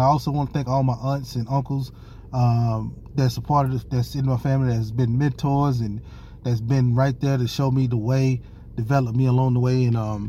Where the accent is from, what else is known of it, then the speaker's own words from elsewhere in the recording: Hattiesburg, Mississippi, United States; I am so excited to be on WGDQ 93.1 in my hometown of Hattiesburg, Mississippi.